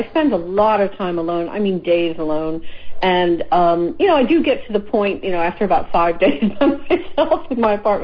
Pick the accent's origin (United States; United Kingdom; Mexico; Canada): United States; Philadelphia, Pennsylvania; I grew up in Philadelphia. I was born in the U.S.